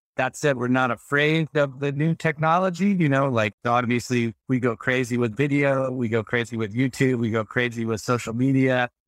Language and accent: English; Texas, United States; I grew up in Texas